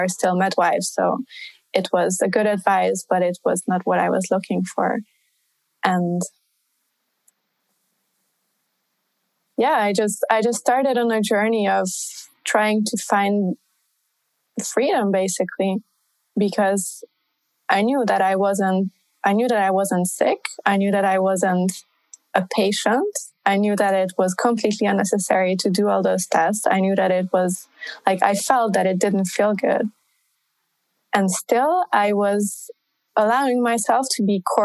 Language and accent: English; Budapest, Hungary; moved away as an adult; now in Paris, France; coming from Budapest, like Eastern Europe